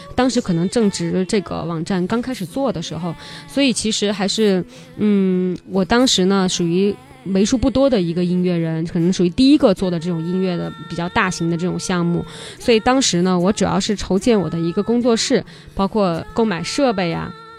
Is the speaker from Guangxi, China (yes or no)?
yes; Li River, Guangxi, China; moved away as an adult; also born or lived in Beijing; 我是来自于美丽的漓江湖畔